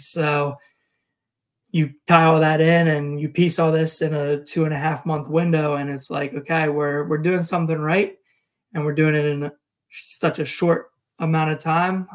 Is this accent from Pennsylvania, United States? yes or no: yes; Chambersburg, Pennsylvania, United States; also born or lived in Ramstein, Germany / Northern California / Greencastle, Pennsylvania; I grew up in Chambersburg, Pennsylvania, which is just the next town north of where I live now.